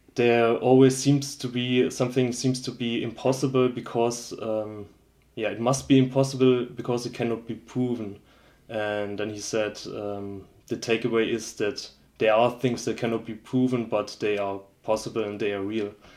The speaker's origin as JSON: {"language": "English", "town": "Schweinfurt", "region": "Bavaria", "country": "Germany", "said": "I'm actually from Schweinfurt, which is a industrial city"}